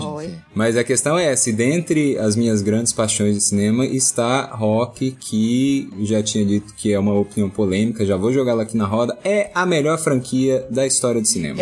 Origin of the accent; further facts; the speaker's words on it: Goiânia, Goiás, Brazil; eu sou de Goiânia